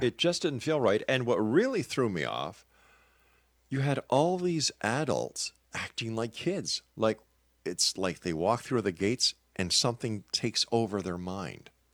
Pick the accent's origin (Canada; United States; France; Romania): Canada; I'm a Canadian